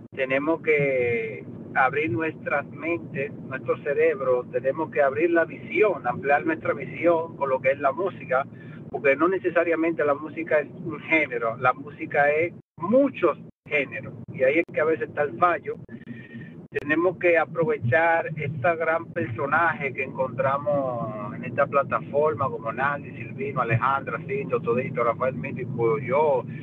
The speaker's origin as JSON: {"language": "Spanish", "country": "Italy", "also_born_or_lived": "Dominican Republic", "said": "parte de nuestra cultura italiana"}